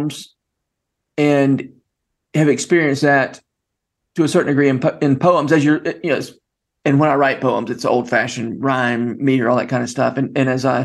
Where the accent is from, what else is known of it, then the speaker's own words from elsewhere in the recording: Georgia, United States; moved away as an adult; now in Tennessee, United States; somebody who grew up in Georgia and spent his adult life in Tennessee. That's just kind of my accent